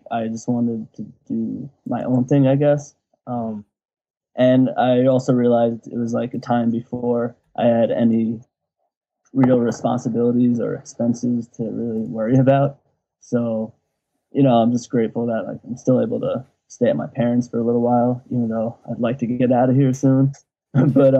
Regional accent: New York City, New York, United States; I'm from New York City, and more specifically, it's this little town, like the most southern tip of it, called Rockaway Beach

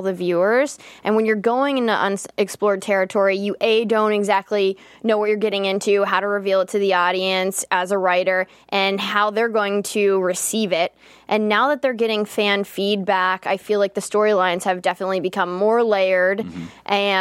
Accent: Pittsburgh, Pennsylvania, United States; I'm from Pittsburgh

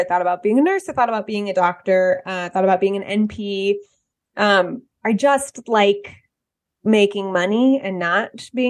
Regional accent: Bay Area, California, United States; moved away as an adult; also born or lived in Oakland; now in Atlanta, United States; I'm from California. I'm from the Bay Area.

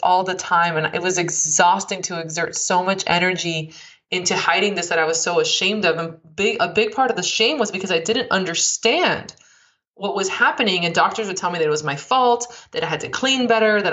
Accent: Miami, Florida, United States; I grew up in Miami, which I'm just similar

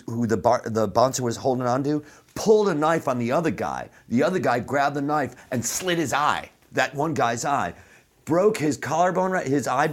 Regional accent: Chicago, Illinois, United States; Fucking Irish Catholic, man. I've said it before on the show. But I grew up in Chicago, which is all, you know, a lot of Irish Catholics in Chicago.

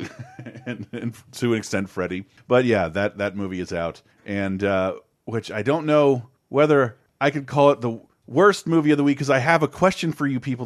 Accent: United States; I'm an American

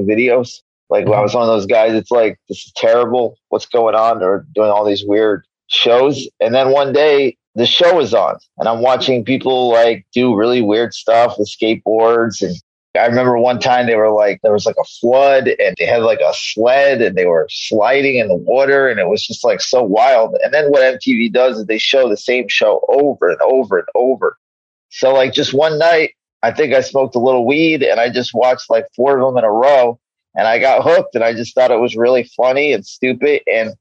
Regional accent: New York, United States; now in Los Angeles, United States; I grew up in New York. I live in L.A.

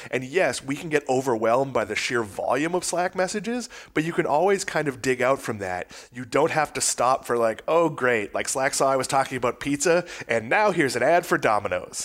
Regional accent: Massachusetts, United States; I grew up in Massachusetts

